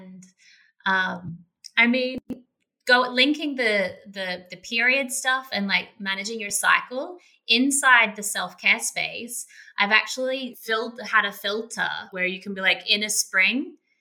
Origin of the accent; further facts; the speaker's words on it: Australia; now in Bali, Indonesia; I'm a beach girl, I'm Australian girl